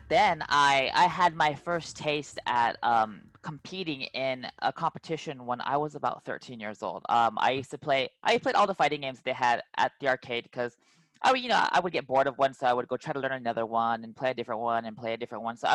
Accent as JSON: {"language": "English", "region": "California", "country": "United States", "said": "We would go to like I'm from the Bay Area, so we'd go from like San Jose to Milpitas to Sunnyvale Golfland in San Jose to go compete to tournaments"}